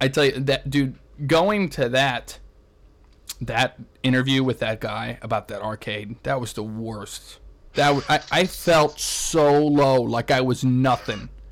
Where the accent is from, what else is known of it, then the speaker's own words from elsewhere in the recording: St. Louis, Missouri, United States; my hometown of St. Louis